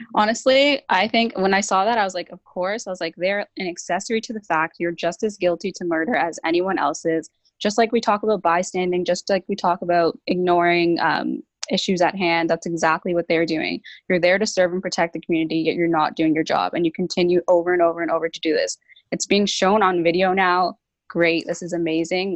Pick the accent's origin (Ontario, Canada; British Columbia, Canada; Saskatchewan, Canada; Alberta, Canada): Ontario, Canada; Brampton; I'm 22 years old, and I'm from Brampton, Ontario